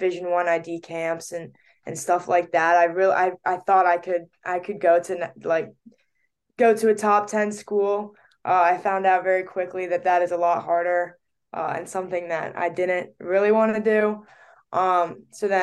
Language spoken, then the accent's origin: English; Bethesda, Maryland, United States; I grew up in Bethesda, Maryland